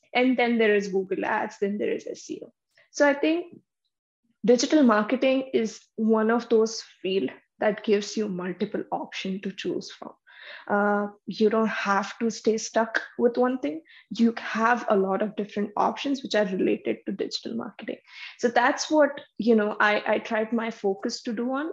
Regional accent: Vadodara, Gujarat, India; moved away as an adult; now in Canada; I'm also from Baroda. I did my education over there

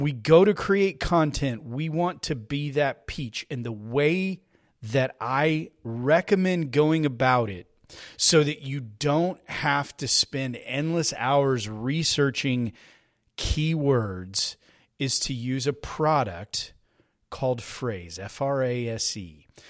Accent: Texas, United States; I'm a Texan. I live here in Texas

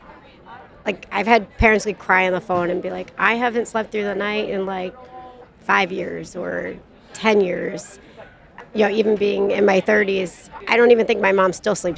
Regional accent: New Jersey, United States; I am from New Jersey

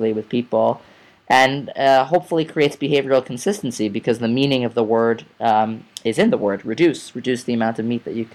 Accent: New York City, New York, United States; I grew up in Staten Island, New York, which is not the most progressive of places

